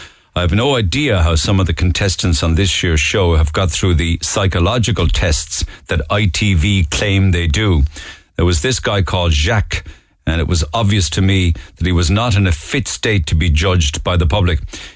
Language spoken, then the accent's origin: English; New Jersey, United States; now in Youghal, Ireland; I've lived in Youghal for the past 14 years, but I'm originally from New Jersey. Where I'm from, there are options for teenagers who do not listen and wreak havoc.